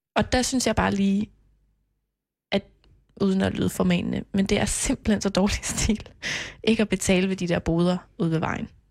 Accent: Knebel, Central Denmark Region, Denmark; moved away; jeg er jo vokset op på Mols, som mm. også er ude i provinsen, og dengang var der mange flere indbyggere i Knebel, hvor jeg er fra

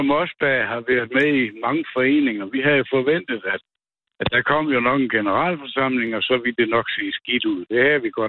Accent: Nørreby, Denmark; Jeg er født i Nørby

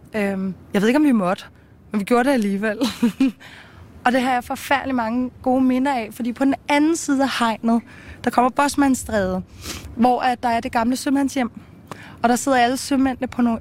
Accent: Copenhagen, Capital Region of Denmark, Denmark; born or raised there

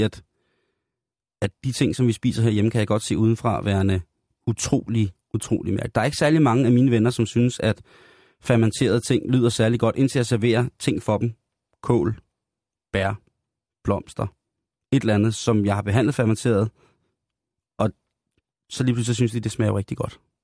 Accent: Denmark

